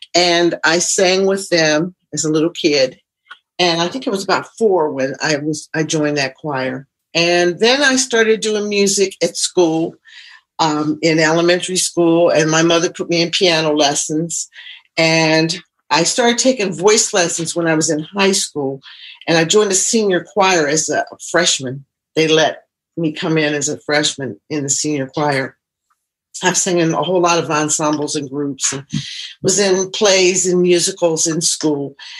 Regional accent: Columbus, Ohio, United States; moved away as an adult; also born or lived in Cleveland; now in Philadelphia, United States; I live in Philadelphia now, but I'm from Ohio originally, Columbus, Ohio

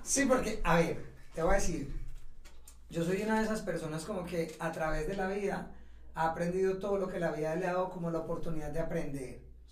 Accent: Ciudad Bolívar, Antioquia, Colombia; moved away; also born or lived in London / Madrid; yo estudié en Bolívar y cuando terminé el bachillerato

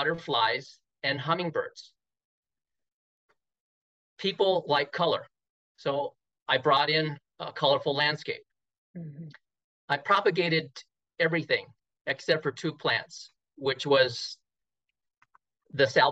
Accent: California, United States; also born or lived in Hawaii; I was born in Hawaii and I was a transplant from Hawaii, but I was brought in when I was a baby, so I'm pretty much born in California

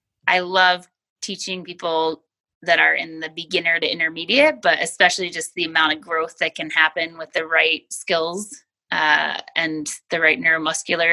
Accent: Rochester, New York, United States; I grew up in Western New York near Rochester

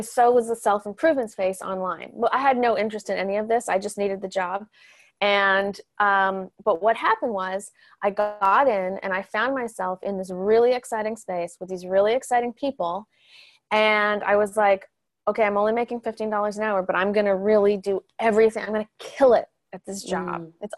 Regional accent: Canada; moved away as an adult; now in Los Angeles, United States; I moved down to Los Angeles from Canada about 15 years ago, and I came with a big dream to be a writer.

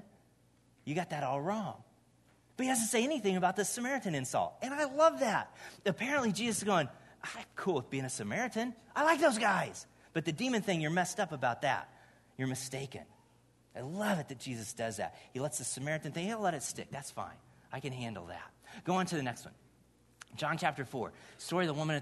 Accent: Indiana, United States; moved away; I grew up in Indiana, grew up in this little church for a good chunk of the time I was there.

